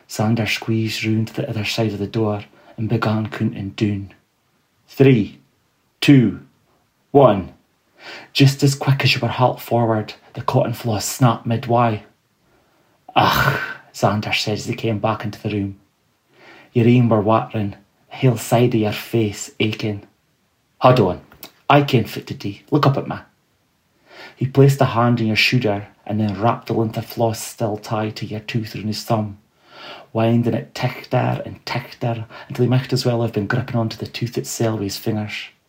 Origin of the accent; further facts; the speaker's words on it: Fraserburgh, Scotland, United Kingdom; also born or lived in Peterhead; growing up in the Broch and Peterhead